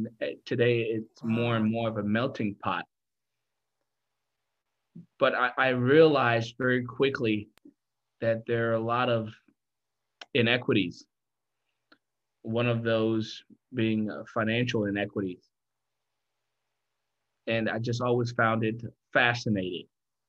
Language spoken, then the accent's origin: English; Freiburg, Baden-Württemberg, Germany; born there; also born or lived in Kenya; I was born in Germany, West Germany, Freiburg to be exact. I lived there mm-hmm. for a little bit, a year or two.